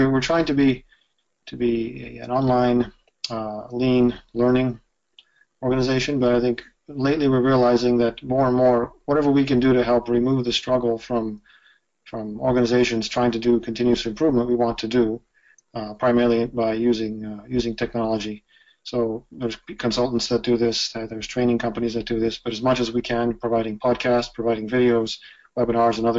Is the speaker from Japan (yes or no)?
yes; Japan; moved away as an adult; I was born and raised in Japan. I spent about, uh, well, I, I lived there the first 18 years of my life, and then back and forth another probably a couple years worth of, of living in Japan.